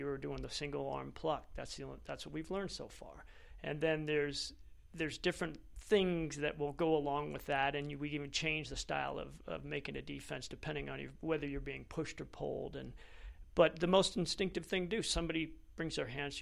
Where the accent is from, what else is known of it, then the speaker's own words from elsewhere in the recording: Fort Lauderdale, Florida, United States; moved away as an adult; now in Nevada, United States; I was born in Fort Lauderdale, Florida